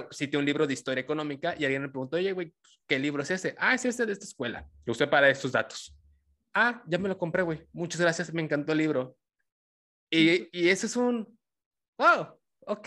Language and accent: Spanish; Tabasco, Mexico; yo soy tabasqueño